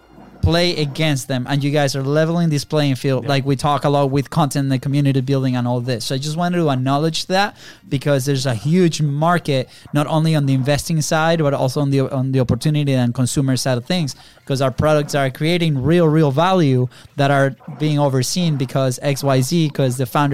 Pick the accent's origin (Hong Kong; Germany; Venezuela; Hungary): Venezuela; English is a second language; now in United States; and we're originally from Venezuela, right? Our accents have improved like a lot since we first came here, which is good.